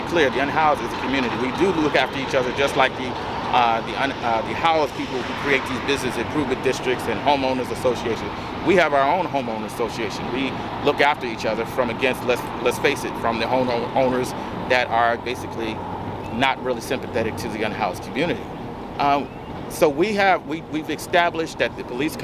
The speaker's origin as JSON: {"language": "English", "town": "Chicago", "region": "Illinois", "country": "United States", "moved": "yes", "lives_now": "San Pedro, United States", "said": "I'm not from here. I'm from Chicago."}